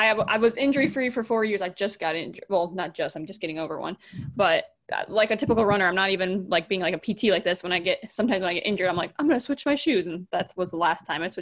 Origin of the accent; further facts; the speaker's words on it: Wisconsin, United States; moved away; also born or lived in Michigan; I'm from Wisconsin originally